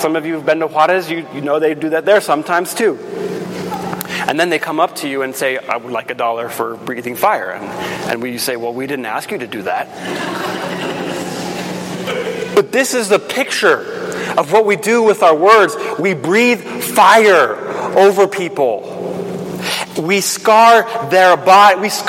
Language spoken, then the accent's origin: English; Guatemala; When I grew up in Guatemala as a kid, I would come home from school and we'd always come to a stoplight.